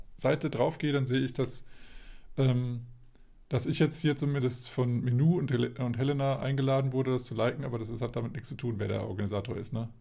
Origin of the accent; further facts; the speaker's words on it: Hanover, Lower Saxony, Germany; bei uns in Hannover